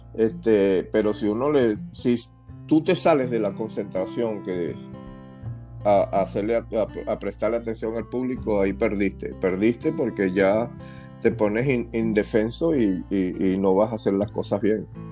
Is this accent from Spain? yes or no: no; Venezuela; Me encantaba jugar en mi país. Y ahí me hice, ahí crecí, ahí aprendí a jugar el béisbol